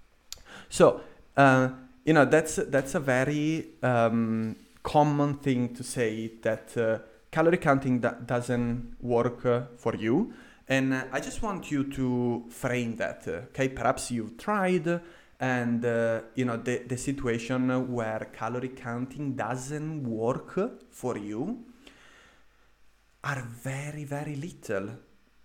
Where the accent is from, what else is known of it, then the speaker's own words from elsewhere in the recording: Italy; moved away as an adult; also born or lived in London, United Kingdom; now in Vienna, Austria; I went back to my home country in Italy